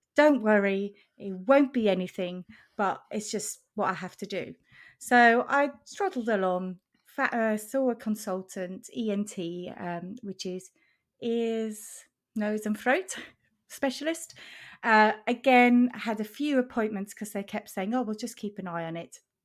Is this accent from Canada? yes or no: no; Switzerland; now in Norwich, United Kingdom; I am in the U K, in Norwich. I'm originally from Switzerland.